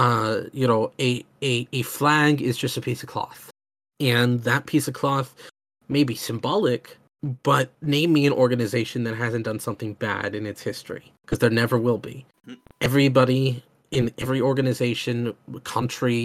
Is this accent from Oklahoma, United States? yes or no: yes; Oklahoma, United States; I'm from Oklahoma in the United States